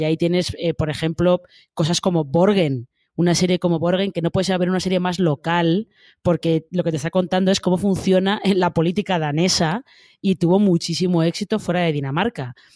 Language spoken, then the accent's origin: Spanish; Madrid, Community of Madrid, Spain; los que somos de Madrid y más o menos eh, frecuentamos esa zona